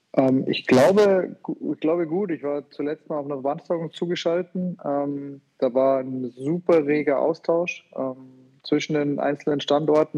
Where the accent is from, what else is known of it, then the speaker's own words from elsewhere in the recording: Rosenheim, Bavaria, Germany; dass ich in Rosenheim dann sage, okay, jetzt meine Heimatstadt